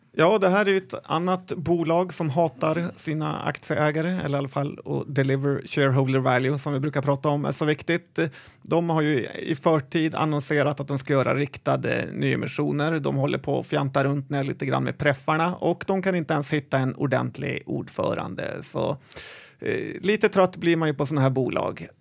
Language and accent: Swedish; Sweden; en svennebanan som jag